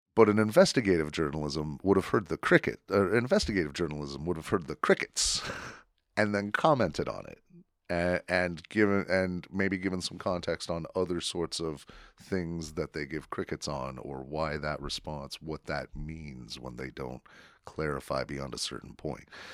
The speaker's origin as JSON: {"language": "English", "region": "Wyoming", "country": "United States", "tie": "born or raised there", "said": "I grew up in Wyoming"}